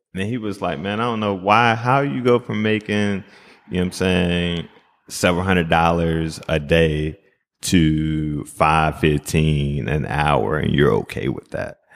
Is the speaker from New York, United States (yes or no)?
no; Greensboro, North Carolina, United States; also born or lived in Jamaica (ancestry); now in Minnesota, United States; from Greensboro, North Carolina